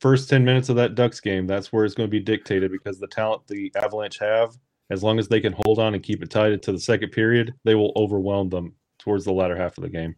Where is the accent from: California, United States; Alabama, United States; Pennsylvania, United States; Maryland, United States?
Alabama, United States; born and raised in Alabama